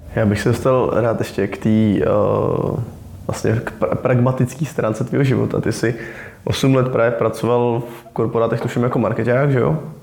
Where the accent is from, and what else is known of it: Czechia